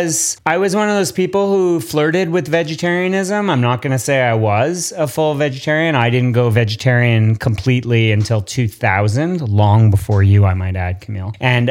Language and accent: English; Montreal, Quebec, Canada; born or raised there; moved away